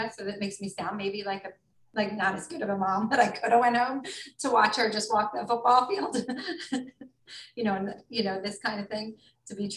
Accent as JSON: {"language": "English", "country": "United States", "moved": "as an adult", "said": "as an American and you have an American passport"}